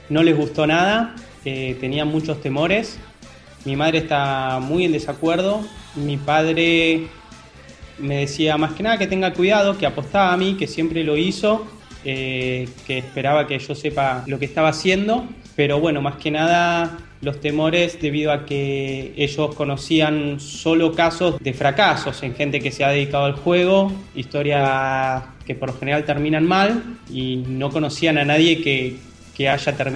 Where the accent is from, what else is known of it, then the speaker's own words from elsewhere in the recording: Argentina; Soy de Argentina, tengo 30 años, soy regular de algunos torneos en vivo y de las mesas de cash de PokerStars.